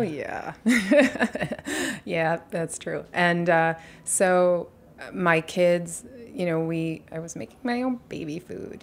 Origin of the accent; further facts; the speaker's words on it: New York City, New York, United States; I was born on Bleecker Street.